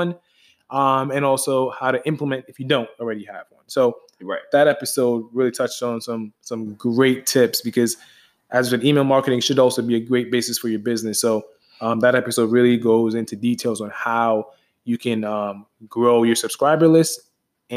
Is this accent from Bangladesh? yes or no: no; Jamaica; where we're from, you know, me being Jamaican